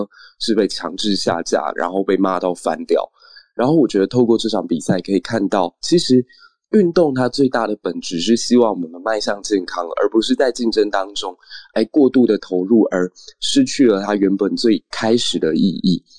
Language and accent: Chinese; Taiwan; 对我们台湾人来说